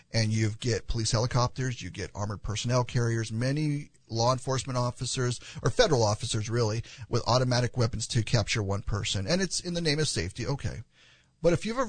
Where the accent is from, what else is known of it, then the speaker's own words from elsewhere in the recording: El Paso, Texas, United States; I was born in El Paso. I was actually born about 3 miles from the border on an army base that is there